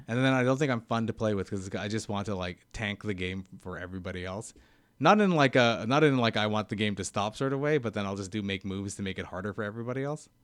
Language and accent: English; Vancouver, British Columbia, Canada; I'm from Vancouver, yeah. I'm, like, one of the only four Vancouver comedians who are actually from Vancouver.